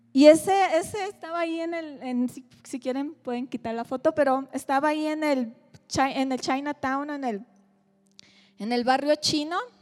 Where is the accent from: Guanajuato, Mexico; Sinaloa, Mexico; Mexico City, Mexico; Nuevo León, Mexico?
Sinaloa, Mexico; Mazatlán; soy de Mazatlán